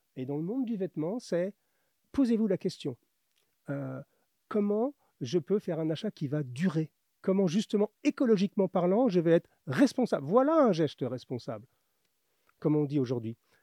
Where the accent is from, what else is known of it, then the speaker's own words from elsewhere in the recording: Paris, Île-de-France, France; also born or lived in north of Atlanta, Georgia, United States; je suis de Paris